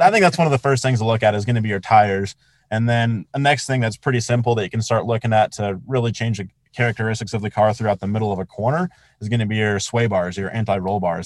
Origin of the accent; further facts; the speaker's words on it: Colorado Springs, Colorado, United States; growing up in Colorado Springs, like I, I look at Pikes Peak every single morning when I wake up.